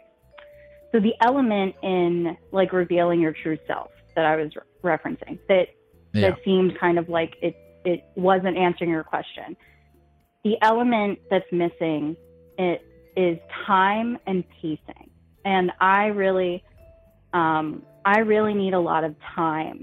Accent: New Jersey, United States; I'm from New Jersey

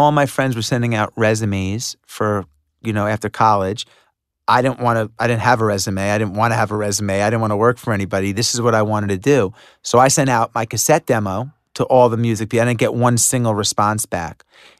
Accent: Long Island, New York, United States; Well, I grew up in Long Island.

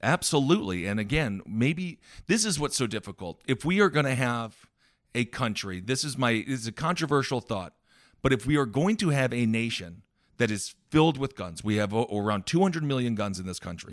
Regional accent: Wisconsin, United States; I grew up in Wisconsin

